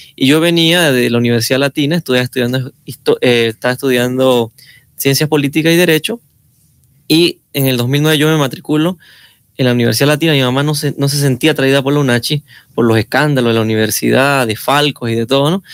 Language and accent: Spanish; Caisán, Chiriquí, Panama; moved away; soy de Caizán